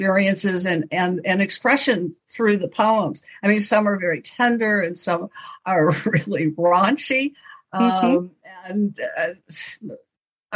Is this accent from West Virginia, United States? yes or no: yes; West Virginia, United States; I was born in West Virginia.